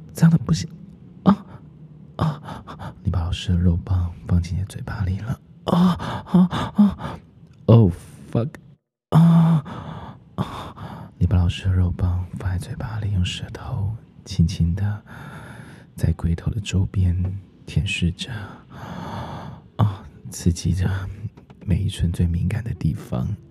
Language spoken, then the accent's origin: Chinese; the countryside of central Taiwan, Taiwan; moved away; also born or lived in Taoyuan; 老师自己小时候住在中部的乡下，那时候也都住在。平房里面